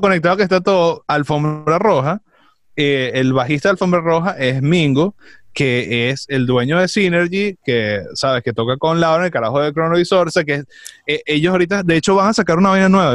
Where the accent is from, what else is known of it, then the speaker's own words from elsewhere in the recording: Venezuela; moved away; yo soy venezolano